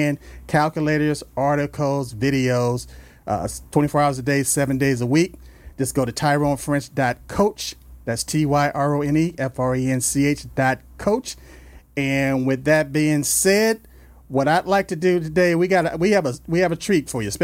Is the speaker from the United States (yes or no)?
yes; Los Angeles, California, United States; I grew up in South Central L.A.